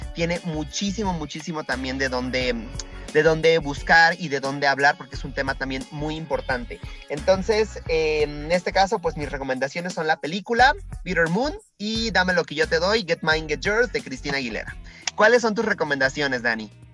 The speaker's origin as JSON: {"language": "Spanish", "region": "Puebla", "country": "Mexico", "said": "como sociedad mexicana y en el caso específico de Puebla"}